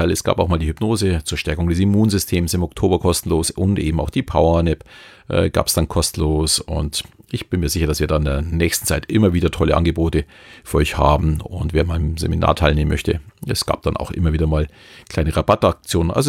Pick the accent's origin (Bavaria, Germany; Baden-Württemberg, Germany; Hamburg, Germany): Bavaria, Germany; Natürlich äh, Thomas als Berliner und ich als Bayer äh, auch ein bisschen anderen Dialekt.